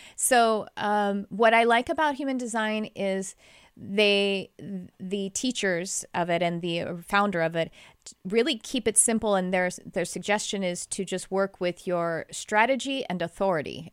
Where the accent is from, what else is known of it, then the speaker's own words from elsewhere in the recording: Texas, United States; accent: Texas; That's my Texas accent coming out.